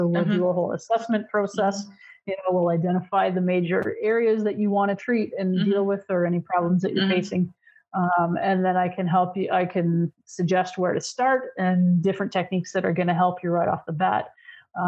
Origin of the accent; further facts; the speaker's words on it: Canada; also born or lived in Ontario; I'm Canadian